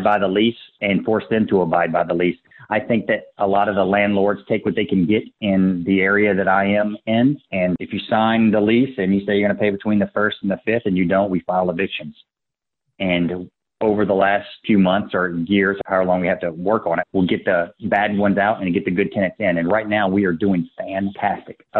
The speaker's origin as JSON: {"language": "English", "town": "Baton Rouge", "region": "Louisiana", "country": "United States", "tie": "born or raised there", "said": "I grew up in Baton Rouge."}